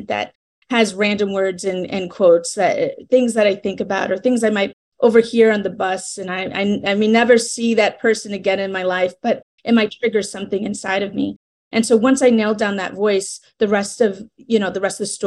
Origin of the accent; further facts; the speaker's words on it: New York, United States; moved away as an adult; now in Columbia, United States; I'm originally from New York, but right now I just moved to South Carolina, Columbia, South Carolina